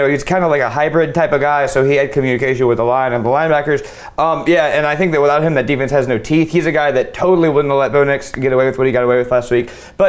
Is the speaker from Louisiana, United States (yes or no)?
yes; Louisiana, United States; I'm from Louisiana.